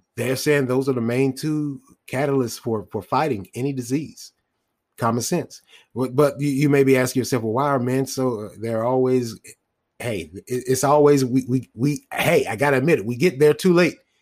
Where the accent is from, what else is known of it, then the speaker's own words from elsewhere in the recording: United States; us as, a, as Black American men